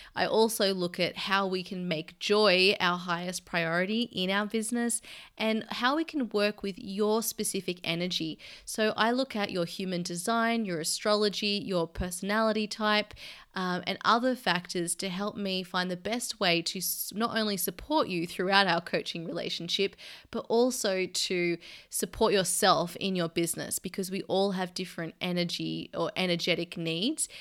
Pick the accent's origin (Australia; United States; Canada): Australia; Sydney, New South Wales; moved away as an adult; now in London, United Kingdom; my hometown where all my family are in Sydney